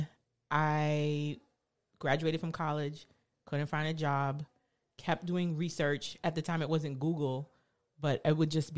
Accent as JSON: {"language": "English", "town": "New York City", "region": "New York", "country": "United States", "said": "I am absolutely from Flatbush, Brooklyn. My family is from the Caribbean, but I am a first generation Brooklyn Braider."}